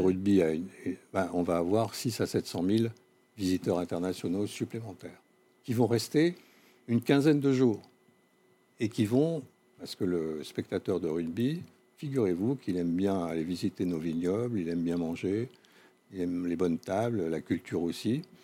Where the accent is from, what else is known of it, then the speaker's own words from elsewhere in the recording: Corsica, France; je suis corse moi-même